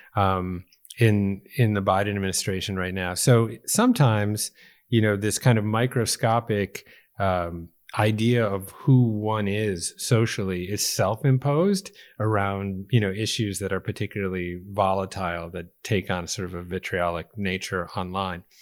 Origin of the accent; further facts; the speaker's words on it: Chicago, Illinois, United States; I was born in Chicago, too.